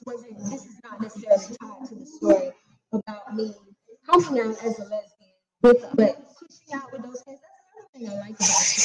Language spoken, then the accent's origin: English; West Midlands, United Kingdom; Growing up in the Black country, my family is my mother's mother.